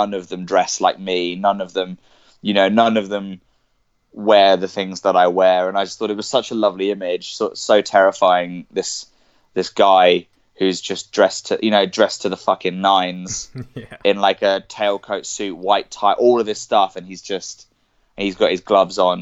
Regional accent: Cambridge, East of England, United Kingdom; I was born I was born in Cambridge, and I grew up there

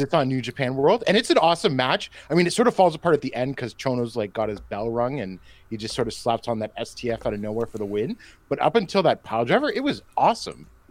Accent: Canada; I say this as a Canadian

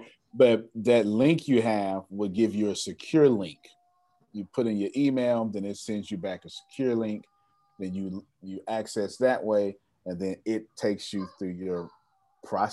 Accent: Galveston, Texas, United States; since I'm from Galveston

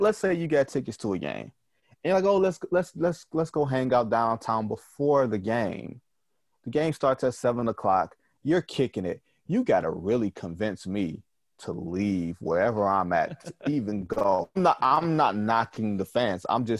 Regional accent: Detroit, Michigan, United States; I'm from Detroit

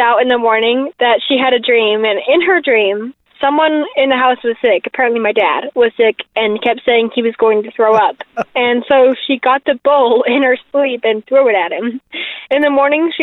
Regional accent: Orem, Utah, United States; I'm from Orem, Utah

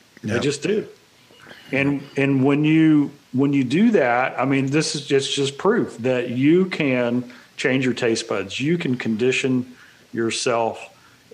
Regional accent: Texas, United States; I'm from Texas, and mom and dad from Mississippi

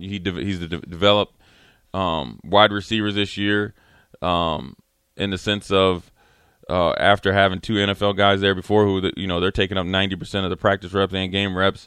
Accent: Minneapolis, Minnesota, United States; I'm from Minneapolis

